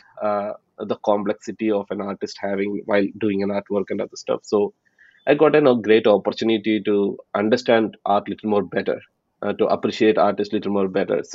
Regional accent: Palakkad, Kerala, India; moved away as an adult; now in Texas, United States; I'm originally from Palakkad, from India. And right now, I'm based out of Texas

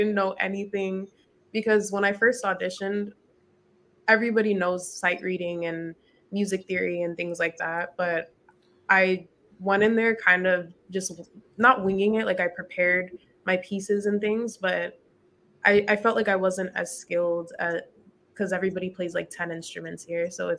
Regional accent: San Diego, California, United States; I grew up in Southeast

